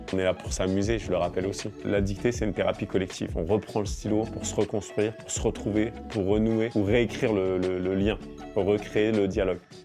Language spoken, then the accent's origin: French; France; also born or lived in Morocco; je suis né en France et j'ai vécu mes cinq premières années au Maroc